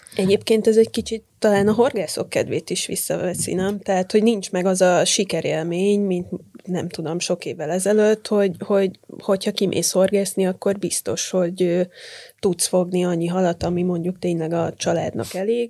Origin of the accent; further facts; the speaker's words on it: Vác, Pest, Hungary; Én Bácon nőttem fel, és elég gyakran jártunk a Dunára.